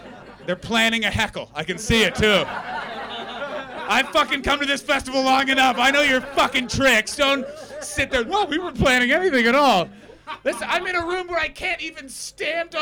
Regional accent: Canada; now in London, United Kingdom; I'm from Canada. And I've lived in the UK long enough

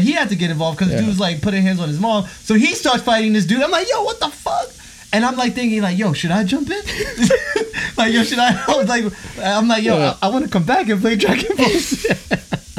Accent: New York City, New York, United States; born or raised there

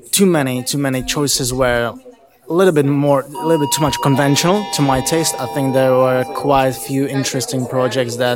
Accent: Prague, Czechia; I'm from Prague.

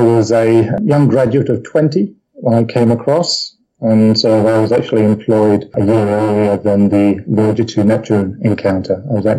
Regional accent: South Africa; also born or lived in England; I suppose my formative years were actually spent in South Africa, originally English. My family went out to South Africa in my early teens, turned to the UK

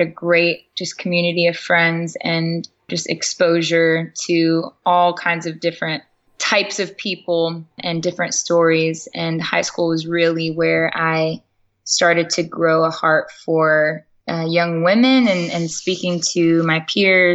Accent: Chino, California, United States; I was born and raised in Southern California in a city called Chino

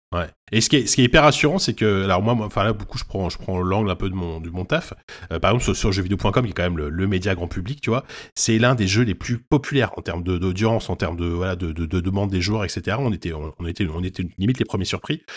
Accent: France; on est français, on est français

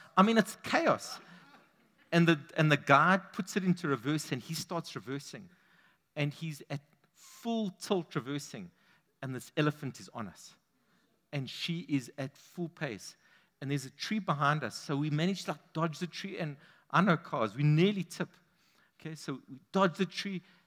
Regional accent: London, United Kingdom; I grew up on the East End.

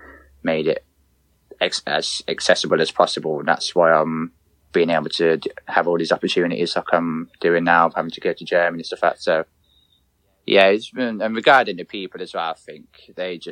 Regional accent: Coventry, West Midlands, United Kingdom; go to Coventry games and stuff like that in obviously my hometown

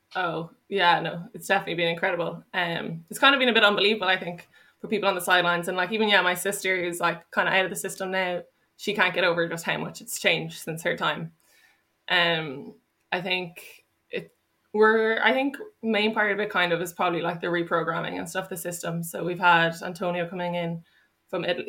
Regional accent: Dublin, Leinster, Ireland; moved away as an adult; now in Cork, Ireland; I'm from Dublin

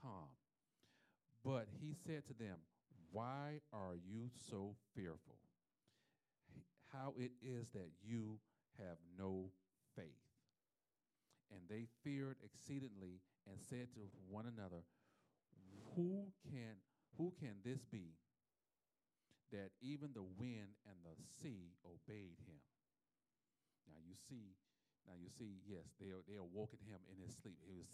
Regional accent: South Florida, United States; I'm from South Florida

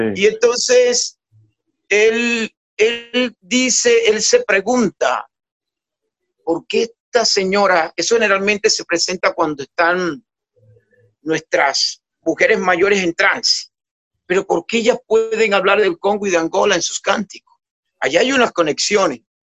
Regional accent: San Basilio de Palenque, Bolívar, Colombia; yo de niño en Palenque

